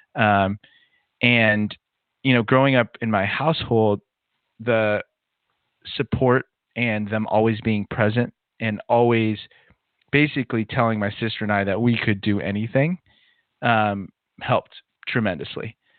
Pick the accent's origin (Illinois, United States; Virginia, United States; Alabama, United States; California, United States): California, United States; Southern; I grew up in Southern California